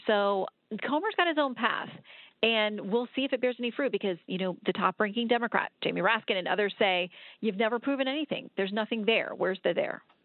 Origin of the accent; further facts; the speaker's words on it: Florida, United States; I grew up in Florida